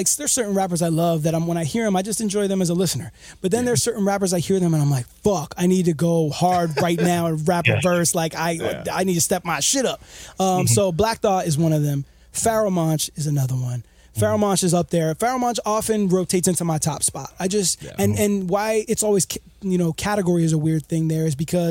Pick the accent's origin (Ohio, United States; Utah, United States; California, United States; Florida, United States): Florida, United States; Miami; also born or lived in New York; I grew up in Miami and bounced back and forth between New York for a while.